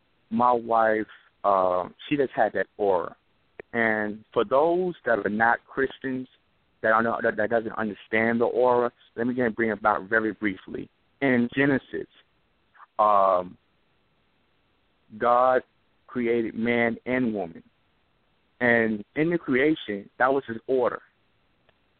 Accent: New York City, New York, United States; now in Mobile, United States; I'm calling from Mobile, but I'm originally from New York City

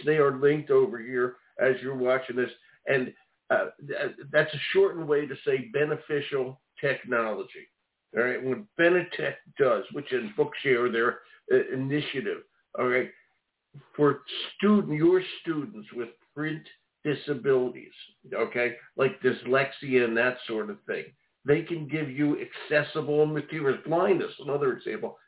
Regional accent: Philadelphia, Pennsylvania, United States; accent: Philly; that's my Philly accent.

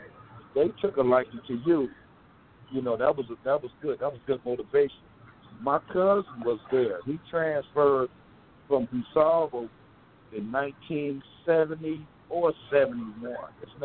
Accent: Chicago, Illinois, United States; I came from Robert Taylor.

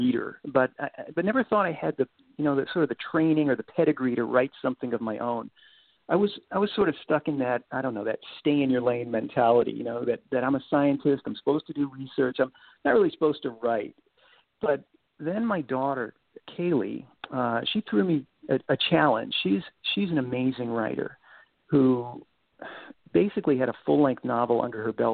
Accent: Cape Cod, Massachusetts, United States; moved away as an adult; now in Missouri, United States; I'm a transplanted New Englander who's really found a home out here in the Midwest. I grew up on Cape Cod and spent my first 35 years out there

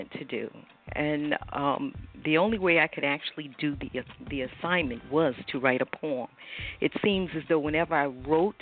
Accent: South Hill, Virginia, United States; moved away as an adult; I was raised in South Hill, you know, at a very young age.

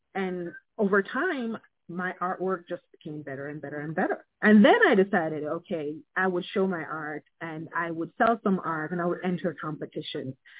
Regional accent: Jamaica; now in United States; being Jamaican

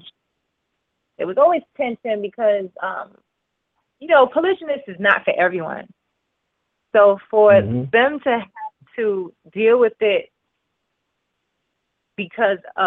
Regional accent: New York City, New York, United States; moved away as an adult; I was born and raised in Brooklyn, New York

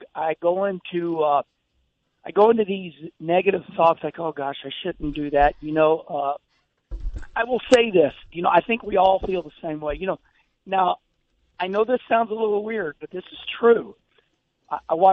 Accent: St. Louis, Missouri, United States; winning in front of my hometown

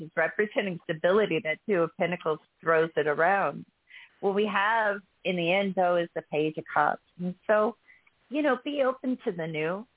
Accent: Texas, United States; fellow Texan

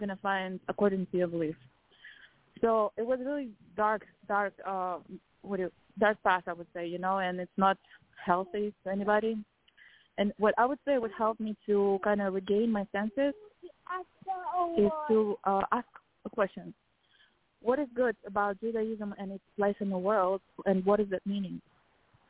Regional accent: Kazakhstan; moved away; I was raised in Kazakhstan

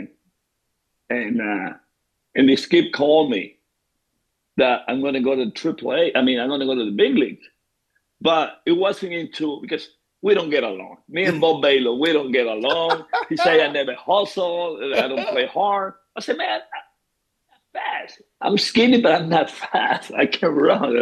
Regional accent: Venezuela; moved away as an adult; now in Tampa, United States; I grew up in Venezuela

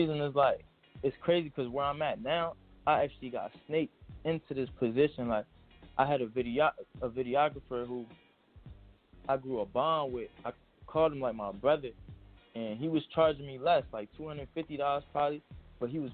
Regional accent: Trenton, New Jersey, United States; also born or lived in Bronx, New York; I was born in Bronx, but I'm glad I was raised in Trenton, New Jersey

